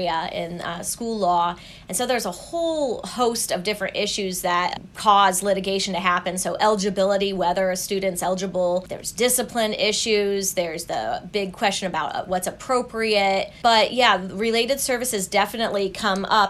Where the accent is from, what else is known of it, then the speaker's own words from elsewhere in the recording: Indiana, United States; moved away as an adult; also born or lived in Princeton, New Jersey; my home state in Indiana